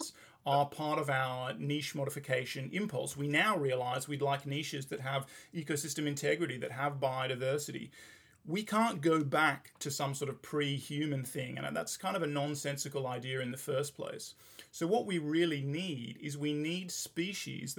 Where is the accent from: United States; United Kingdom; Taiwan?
United Kingdom; England; when I was growing up in England